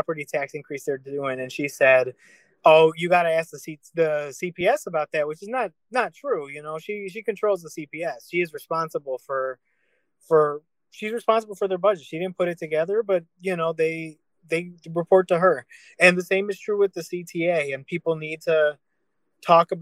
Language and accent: English; Chicago, Illinois, United States; I grew up in Little Village taking the Pink Line.